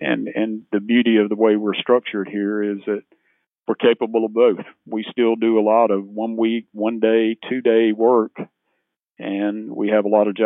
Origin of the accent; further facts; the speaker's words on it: Laurens County, South Carolina, United States; now in Anderson, United States; Small town guy. I grew up in Lawrence County